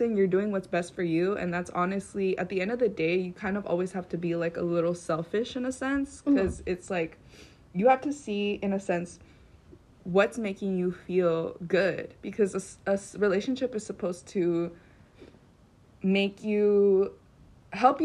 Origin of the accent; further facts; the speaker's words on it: Hemet, California, United States; I am from Hemet, California